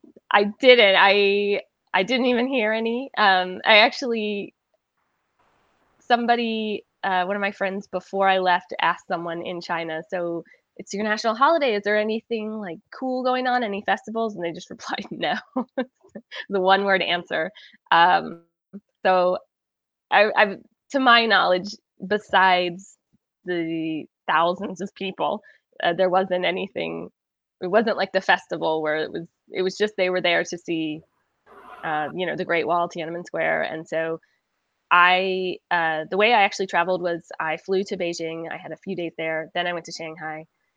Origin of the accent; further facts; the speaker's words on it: Scotland, United Kingdom; the same tourist sites that you and I came all the way from Scotland to see